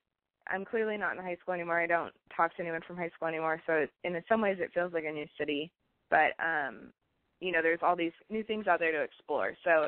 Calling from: Portland, Oregon, United States; I'm 23, and I'm calling from Portland.

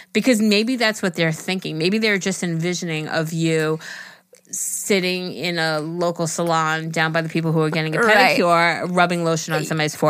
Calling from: Alabama, United States; I'm from Alabama, so if I say y'all a lot.

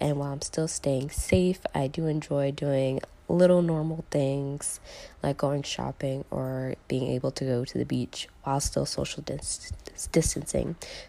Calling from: Florida, United States; It's …. I'm checking in from Florida.

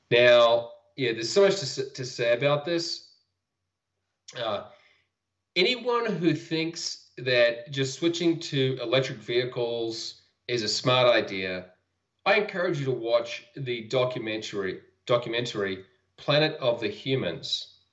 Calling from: Utah, United States; I'm calling in from Utah in the United States.

